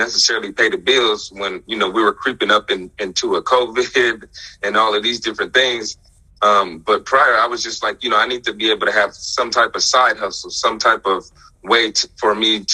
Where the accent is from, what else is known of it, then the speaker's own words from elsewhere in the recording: Las Vegas, Nevada, United States; now in Eugene, United States; growing up in Las Vegas